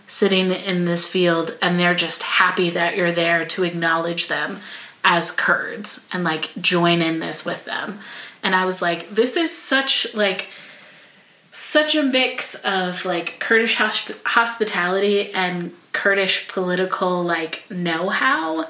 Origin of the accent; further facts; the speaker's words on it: United States; as an American